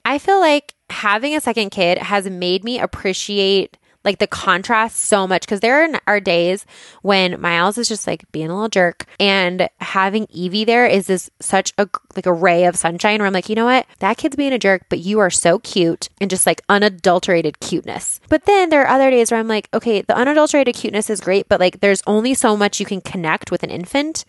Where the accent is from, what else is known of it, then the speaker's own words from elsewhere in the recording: Boulder, Colorado, United States; I grew up in Boulder